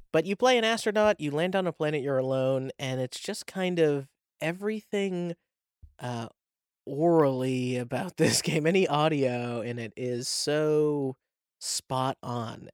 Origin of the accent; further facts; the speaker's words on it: New England, United States; I'm from New England, so it's literally called New England